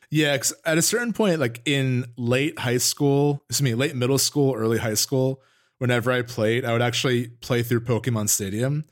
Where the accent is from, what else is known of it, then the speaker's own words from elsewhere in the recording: Northern New Jersey, United States; we're both from Northern New Jersey